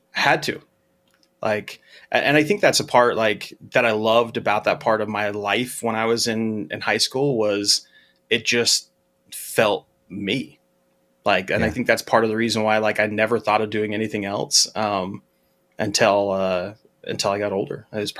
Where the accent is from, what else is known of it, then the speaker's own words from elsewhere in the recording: Utah, United States; So I grew up in Utah, and there's a radio station that's called they have a morning show that's called Radio from Hell